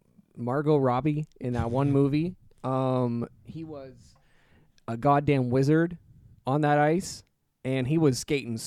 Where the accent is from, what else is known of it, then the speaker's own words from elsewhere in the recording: Canada; We're Canadian.